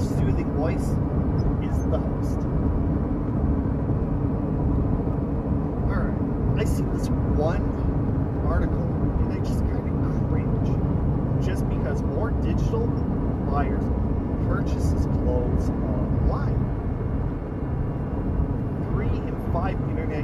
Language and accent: English; Canada; I'm from Canada